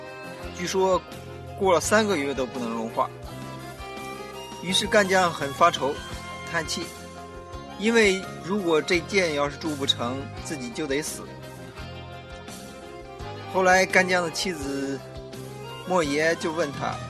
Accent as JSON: {"language": "Chinese", "region": "northern China", "country": "China", "said": "三个来自北方的土老帽"}